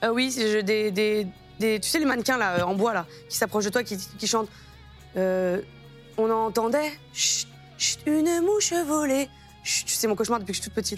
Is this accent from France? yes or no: yes; France; je habite en France, hein, je suis française